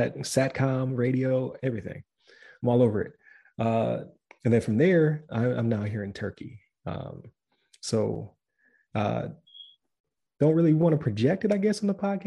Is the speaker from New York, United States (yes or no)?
yes; Buffalo, New York, United States; moved away as an adult; also born or lived in Florida; I'm from Buffalo, New York. I wanted to, you know, see the world, right? Like everybody else. So I enlisted in the Air Force